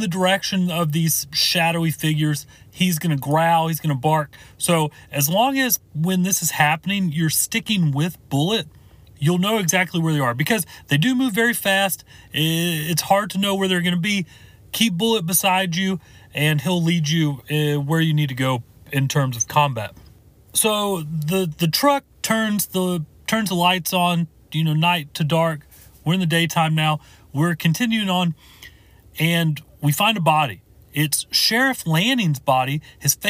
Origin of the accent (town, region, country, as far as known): United States